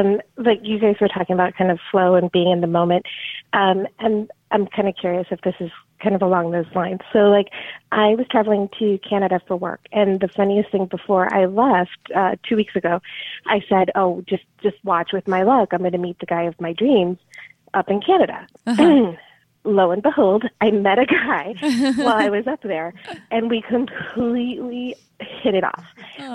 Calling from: Chicago, Illinois, United States; I'm calling from the Chicago area.

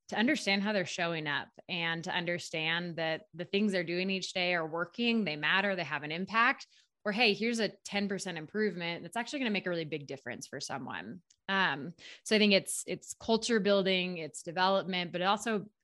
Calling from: Steamboat Springs, Colorado, United States; I am in Steamboat Springs, Colorado. It's about three hours west of Denver, small mountain town.

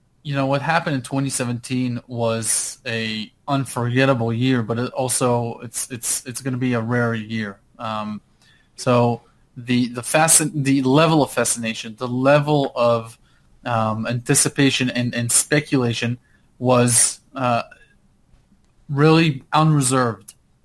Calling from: Park City, Utah, United States; Hey, I'm in Park City, Utah right now.

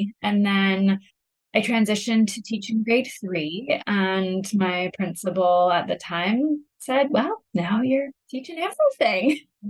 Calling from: Kelowna, British Columbia, Canada; Yeah, I'm coming from Kelowna, British Columbia, and it is a little bit earlier out here.

